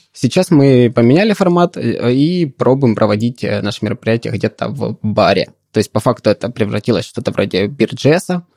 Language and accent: Russian; Donetsk, Donetsk Oblast, Ukraine; also born or lived in Poltava; now in Kharkiv, Ukraine; я сам из Донецка